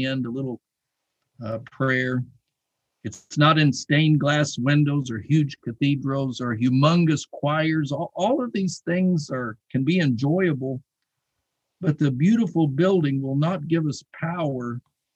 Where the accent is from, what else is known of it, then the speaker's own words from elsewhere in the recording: Tucson, Arizona, United States; as a young boy growing up in Tucson, Arizona